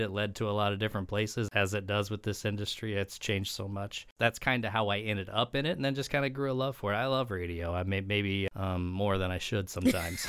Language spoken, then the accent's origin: English; Edwardsville, Illinois, United States; also born or lived in Missouri; I'm originally from the Saint Louis area, born and raised in Edwardsville, which is Metro East